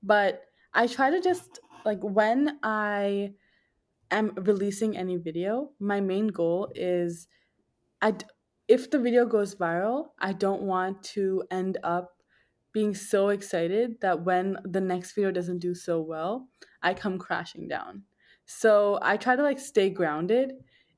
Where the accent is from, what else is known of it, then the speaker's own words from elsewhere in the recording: New York, United States; born there; also born or lived in New Jersey; I was born in New York.